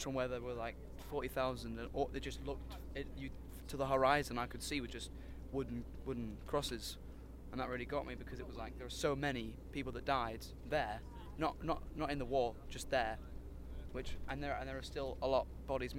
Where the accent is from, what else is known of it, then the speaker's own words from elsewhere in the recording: United Kingdom; we're British.